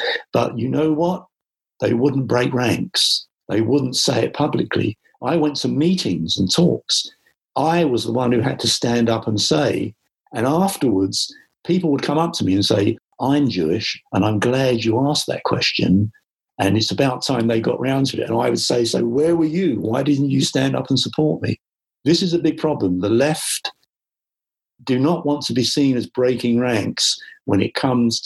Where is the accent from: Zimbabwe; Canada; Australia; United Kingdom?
United Kingdom; London; I was brought up with that in the East End when I went to school.